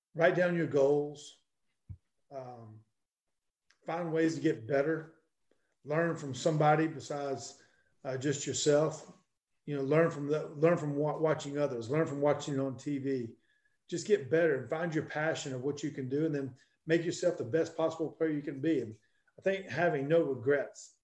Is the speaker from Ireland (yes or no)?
no; Black Mountain, North Carolina, United States; when I grew up in Black Mountain, North Carolina, at Owen High School.